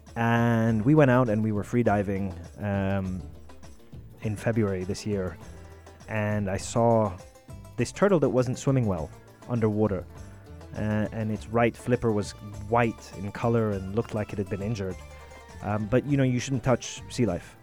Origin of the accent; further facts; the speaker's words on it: Sharjah, United Arab Emirates; growing up in Sharjah, mm. you know, on the beach every day, we saw a lot of sea life.